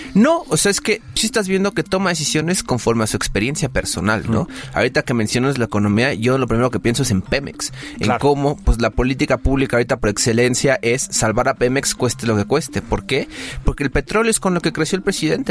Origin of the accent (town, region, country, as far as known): Mexico